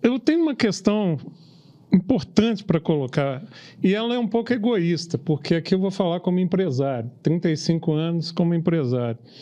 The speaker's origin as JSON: {"language": "Portuguese", "country": "Brazil", "said": "orgulho como brasileiro"}